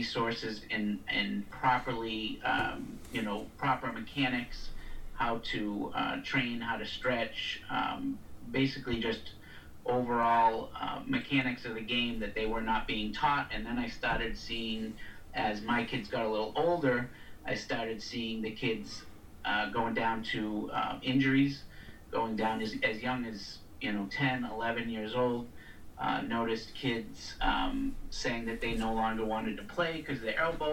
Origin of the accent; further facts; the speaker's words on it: Boston, Massachusetts, United States; moved away; also born or lived in South Florida; I'm from Boston originally. I lived in South Florida for 20 years